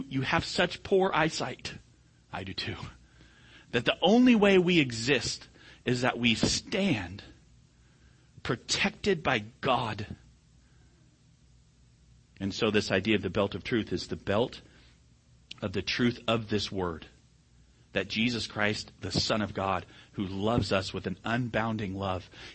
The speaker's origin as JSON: {"language": "English", "country": "United States", "said": "I'm an American"}